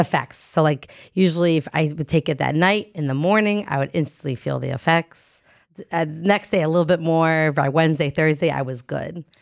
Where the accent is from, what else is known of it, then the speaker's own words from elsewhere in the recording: New Jersey, United States; moved away; am from Jersey